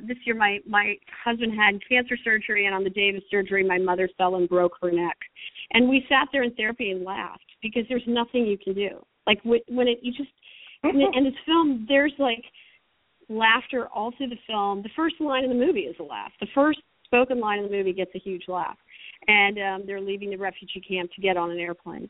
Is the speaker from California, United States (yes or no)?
yes; Berkeley, California, United States; I grew up in Berkeley where people looked at each other and talked to each other